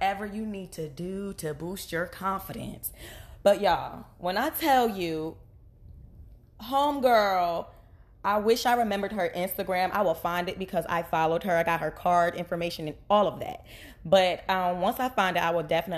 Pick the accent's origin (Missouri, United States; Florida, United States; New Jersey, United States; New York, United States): New Jersey, United States; I'm from Jersey